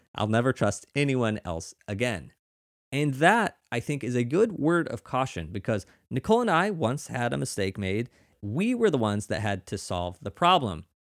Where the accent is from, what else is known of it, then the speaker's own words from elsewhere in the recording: Missouri, United States; now in New York, United States; where I grew up in Missouri